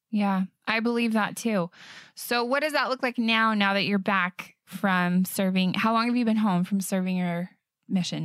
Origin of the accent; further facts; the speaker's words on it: Bountiful, Utah, United States; I'm from Bountiful